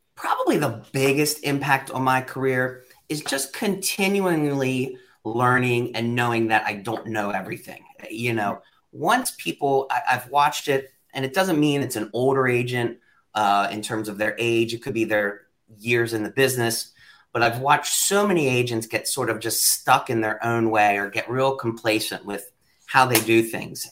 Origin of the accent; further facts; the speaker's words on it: York, Pennsylvania, United States; a kid that was born and raised in York County, Pennsylvania.